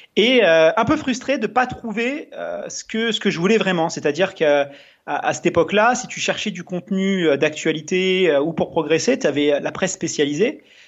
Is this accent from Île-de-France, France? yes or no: yes; Melun, Île-de-France, France; j'ai grandi en, banlieue parisienne, dans un dans une ville euh, ouvrière euh, qui s'appelle euh, Melun, enfin à côté de Melun